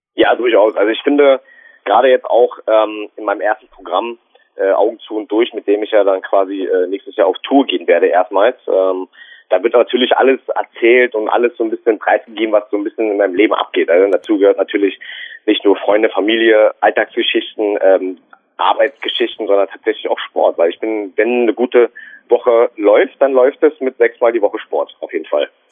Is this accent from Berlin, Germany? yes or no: yes; Berlin, Germany; accent: Berliner Schnauze; hier bei uns in Berlin